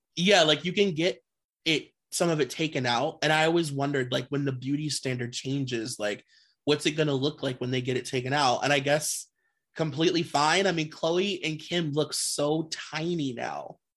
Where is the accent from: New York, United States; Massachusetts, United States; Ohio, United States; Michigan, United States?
Ohio, United States; Cleveland; I'm from Cleveland